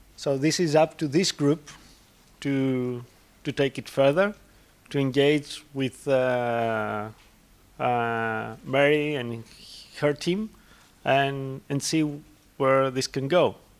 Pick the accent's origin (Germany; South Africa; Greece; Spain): Greece; i'm a barista from greece